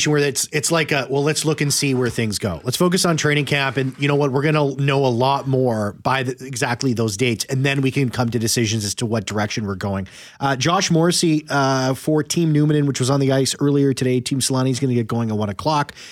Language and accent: English; Buffalo, New York, United States; Yeah, I'm from Buffalo.